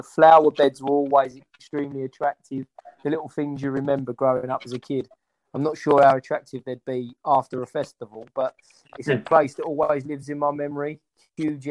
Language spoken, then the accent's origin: English; London, United Kingdom; I grew up in Walthamstow